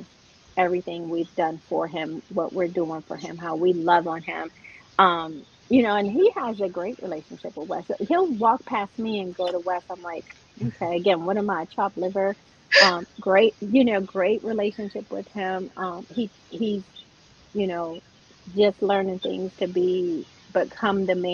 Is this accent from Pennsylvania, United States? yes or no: yes; Pennsylvania, United States; also born or lived in Brooklyn, New York; I'm originally born in Brooklyn, New York. You can't say I don't have an accent because I was raised in Pennsylvania